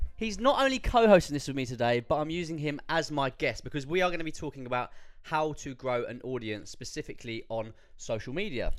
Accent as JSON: {"language": "English", "country": "United Kingdom", "said": "as British people"}